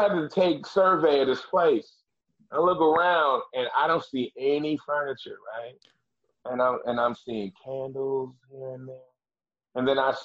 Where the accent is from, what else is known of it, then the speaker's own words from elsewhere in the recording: Boston, Massachusetts, United States; I'm from Dorchester